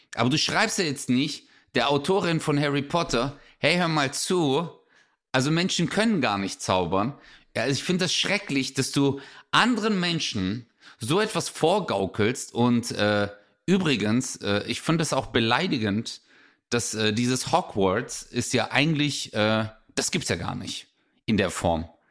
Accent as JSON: {"language": "German", "area": "Swabia", "region": "Baden-Württemberg", "country": "Germany", "accent": "Swabian", "said": "ich rede Schwäbisch"}